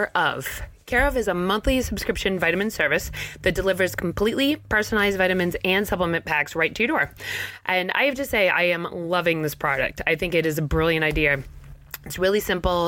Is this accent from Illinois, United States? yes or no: no; Mattapoisett, Massachusetts, United States; moved away as an adult; now in Maine, United States; I'm from Mattapoisett, Mass, down near New Bedford.